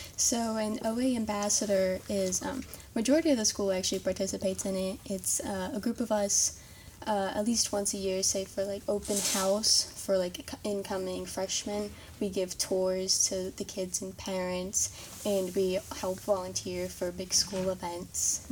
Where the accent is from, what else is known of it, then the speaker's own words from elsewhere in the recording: Greensburg, Indiana, United States; I'm from Greensburg, Indiana, and I went to St. Mary's Greensburg Middle School and Elementary School